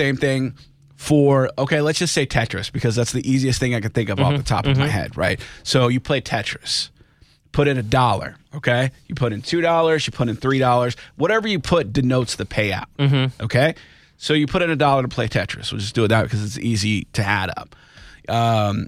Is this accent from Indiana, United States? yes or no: no; Kansas City, Missouri, United States; moved away; I grew up in Kansas City